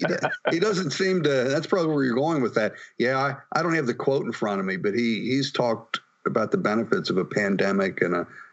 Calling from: Pittsburgh, Pennsylvania, United States; I'm calling you from Pittsburgh, Pennsylvania this morning.

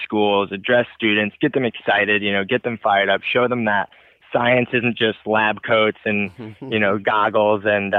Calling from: Santa Cruz, California, United States; But yeah, I'm checking in from Santa Cruz, California. So I've been hunkered down here since the pandemic began, pretty much.

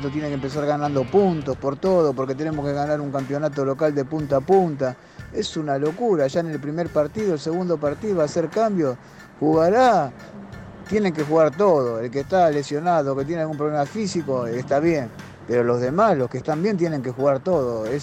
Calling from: Mataderos, Buenos Aires, Argentina; Buen día muchachos, soy … de Matadero

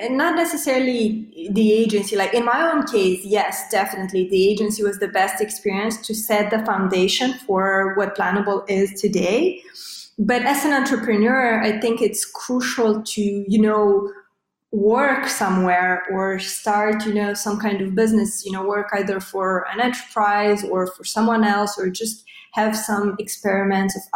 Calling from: Bucharest, Romania; Yeah, so calling from uh, Eastern Europe, Bucharest more specifically. So I bet uh, this is your uh, first uh, podcast with someone from, from Romania, from Eastern Europe.

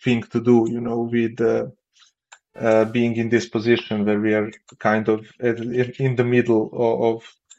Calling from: Belgrade, Serbia; Actually, Belgrade, Serbia.

